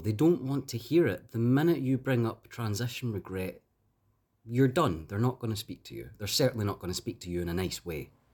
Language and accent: English; Glasgow, Scotland, United Kingdom; I'm from Glasgow.